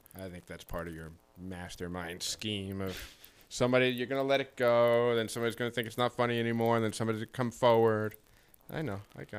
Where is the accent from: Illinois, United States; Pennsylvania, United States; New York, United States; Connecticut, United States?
Connecticut, United States; Stamford; I grew up in Stanford